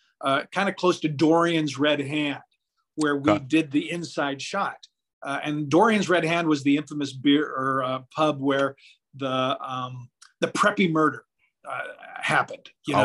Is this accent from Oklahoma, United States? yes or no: no; Seattle, Washington, United States; I grew up in Seattle, Washington.